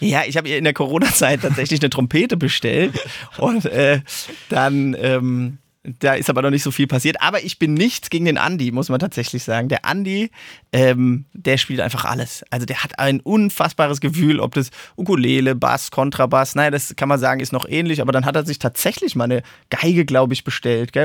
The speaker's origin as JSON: {"language": "German", "town": "Mainz", "region": "Rhineland-Palatinate", "country": "Germany", "moved": "as an adult", "lives_now": "Darmstadt, Germany", "said": "Also ich bin ja eigentlich ein Mainzer"}